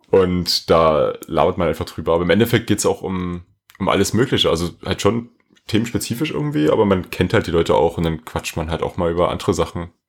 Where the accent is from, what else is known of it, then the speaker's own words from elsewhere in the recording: Dresden, Saxony, Germany; Ich bin aus Dresden. Ich denke, der eine oder andere weiß das vielleicht.